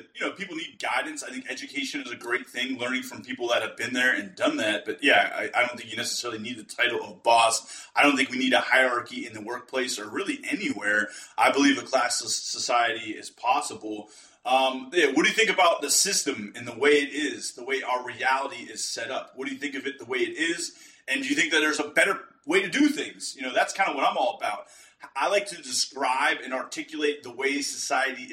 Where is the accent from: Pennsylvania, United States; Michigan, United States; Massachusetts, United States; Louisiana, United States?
Pennsylvania, United States; Western; We're both from Western Pennsylvania